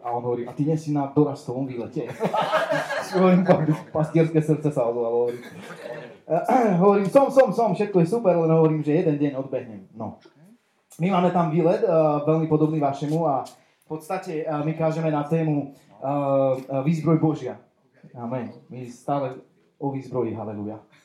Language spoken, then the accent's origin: Slovak; Košice, Košice Region, Slovakia; som z Košic, eh, mám 35 rokov